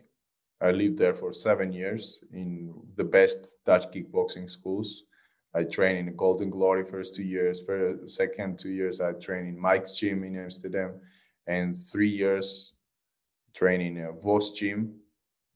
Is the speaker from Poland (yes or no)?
no; Georgia; I'm a missionary from Georgia